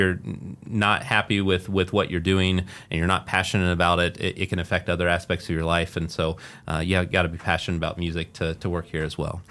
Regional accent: Muncie, Indiana, United States; also born or lived in Las Vegas, Nevada / Carmel, Indiana / Fishers, Indiana; I grew up in Muncie, Indiana and then lived in Las Vegas and then, uh, also, uh, back here in, in the, uh, Carmel area and, and Fishers.

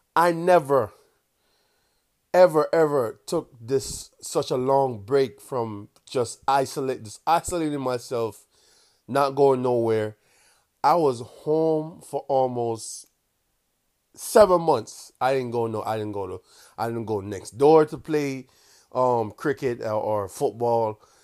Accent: Kingston, Jamaica; accent: Jamaican; I was born and raised in Kingston, Jamaica, in a small, small little community called Walton Park Road.

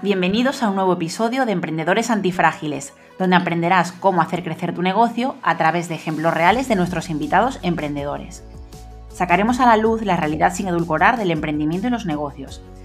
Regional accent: Galicia, Spain; nosotros somos de Galicia

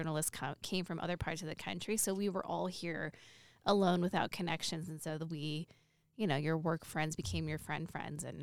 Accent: Los Angeles, California, United States; moved away as an adult; now in Reno, United States; I grew up in Southern California

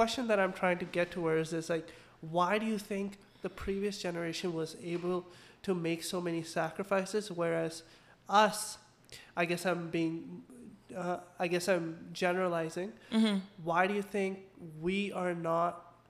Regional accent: Pakistan; now in Canada; From Pakistan.

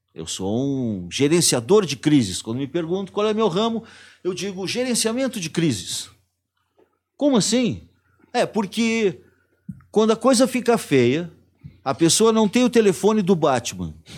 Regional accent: Brazil; eu ser brasileiro

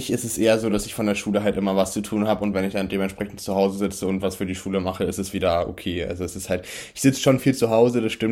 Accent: Germany; noch Dinner for One geschaut, wie das sich gehört als Deutscher.

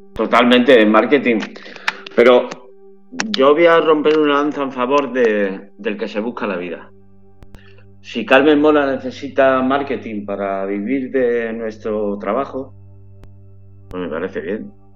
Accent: Málaga, Andalusia, Spain; now in San Sebastián de los Reyes, Spain; yo que soy de Málaga

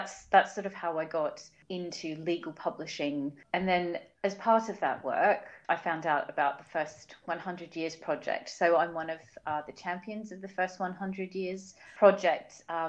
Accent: Wellington Point, Queensland, Australia; So I am actually originally from Australia. I was born and raised in a very small little beach town called Wellington Point in Brisbane in Queensland.

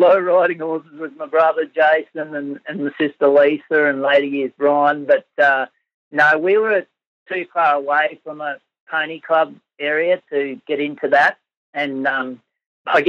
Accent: Collinsville, Queensland, Australia; also born or lived in Burdekin Dam, Queensland / Brisbane / Moranbah / Clermont, Queensland; I was born around the Collinsville area on cattle properties around there, and Mum and Dad moved to Pyramid Station near the Burdekin Dam in the late 1970s, and then we moved to Fig Tree in the mid-1980s over near Collinsville, and that's where I spent most of my teenage years

